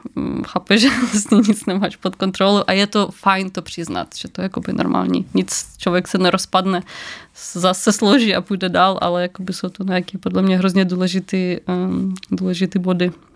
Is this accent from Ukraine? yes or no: yes; Ukraine; now in Czech Republic; jsem z Ukrajiny